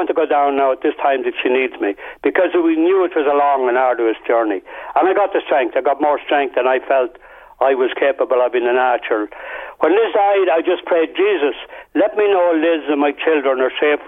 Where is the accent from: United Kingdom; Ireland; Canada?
Ireland; Portarlington, Leinster; I was from Port Arlington.